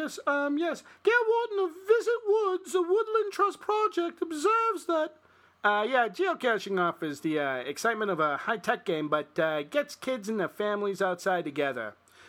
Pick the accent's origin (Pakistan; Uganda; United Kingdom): United Kingdom; England; Well, you know, I'm from Northern England, not Northern Ireland, you know.